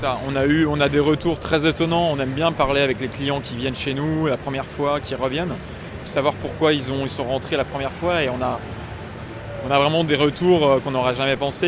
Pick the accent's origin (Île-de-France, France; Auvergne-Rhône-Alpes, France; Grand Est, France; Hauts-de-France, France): Auvergne-Rhône-Alpes, France; Lyon; en tant que lyonnais